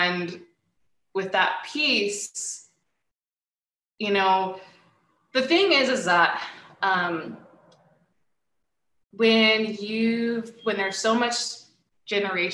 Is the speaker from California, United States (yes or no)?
no; Utah, United States; moved away as an adult; also born or lived in United Kingdom; now in Seattle, United States; I was born and raised in Utah